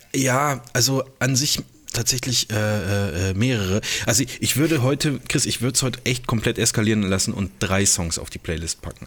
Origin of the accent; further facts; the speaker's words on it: Germany; als Deutscher